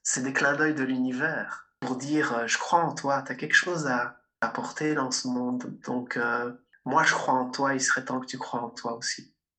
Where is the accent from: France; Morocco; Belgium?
Belgium; Liège, Wallonia; moi aussi je viens de Liège, en Belgique.